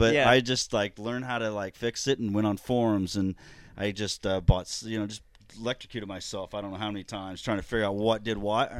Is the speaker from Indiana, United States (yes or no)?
yes; Indianapolis, Indiana, United States; moved away as an adult; now in Florida, United States; Grew up around Indiana